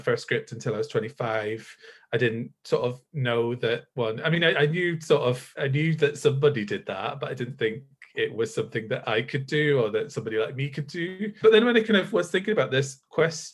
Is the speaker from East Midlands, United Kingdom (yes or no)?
no; Northumberland, North East England, United Kingdom; moved away as an adult; now in Glasgow, United Kingdom; I grew up in Northumberland, like the northeast of England, until I was 18